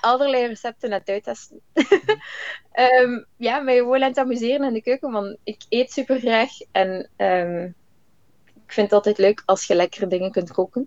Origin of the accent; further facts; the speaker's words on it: Flanders, Belgium; moved away; als Vlaming hebben we wel het ongelooflijke voordeel dat we heel veel Engels horen, al van jongs af